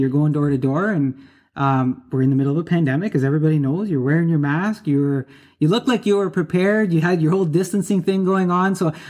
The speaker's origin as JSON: {"language": "English", "town": "Sault Ste. Marie", "region": "Ontario", "country": "Canada", "tie": "born or raised there", "moved": "yes", "lives_now": "Richmond Hill, Canada", "said": "because I moved here in 2008. And around that time, the population was, I think, around about 170,000 people. And it reminded me a lot of my hometown community, which is Sault Ste. Marie, Ontario, which is a legal drive from here to there is about 8 hours."}